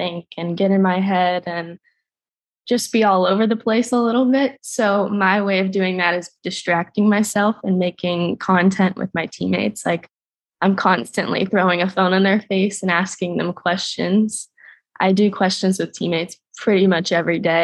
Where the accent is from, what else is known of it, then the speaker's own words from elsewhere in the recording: Florida, United States; moved away as an adult; now in Atlanta, United States; I'm a Florida girl through and through